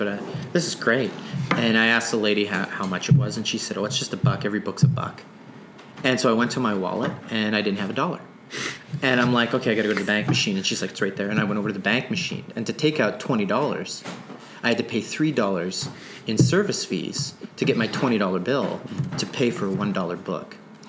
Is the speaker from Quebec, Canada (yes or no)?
no; Sydney, Nova Scotia, Canada; born there; also born or lived in Toronto; now in Winnipeg, Canada; Before Winnipeg, I came from Toronto, but I'm a Nova Scotia native. I was born there. I was born in Sydney, Cape Breton, and slowly moved west. And that just had to do with my father and his work.